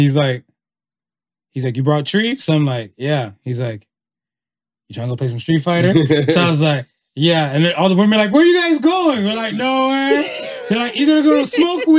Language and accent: English; Miami, Florida, United States; I grew up in Miami